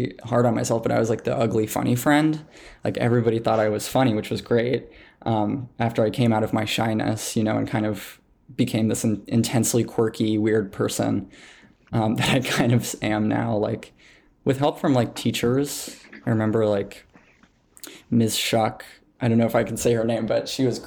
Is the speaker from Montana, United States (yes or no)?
yes; Montana, United States; growing up in Montana.